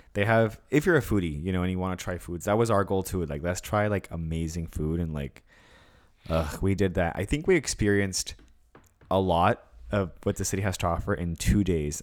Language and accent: English; California, United States; I'm from Cali